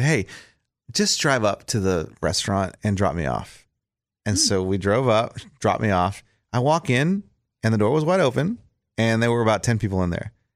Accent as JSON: {"language": "English", "region": "South Texas", "country": "United States", "tie": "born or raised there", "moved": "yes", "said": "I grew up in South Texas"}